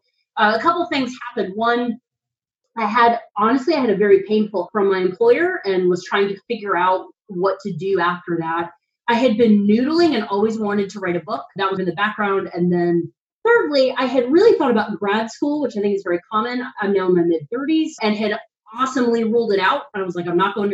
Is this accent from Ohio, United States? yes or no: no; North Carolina, United States; moved away as an adult; now in Washington, D.C., United States; I'm from North Carolina. I spent most of my adult life here until about 5 years ago, and I moved to Washington, D.C.